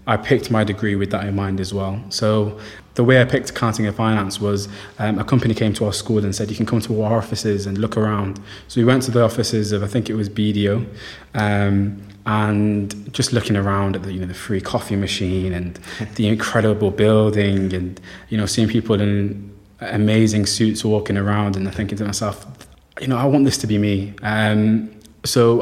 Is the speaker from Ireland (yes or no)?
no; Somaliland, Somalia; now in Manchester, United Kingdom; I'm from Somaliland, so I joined the Somali Society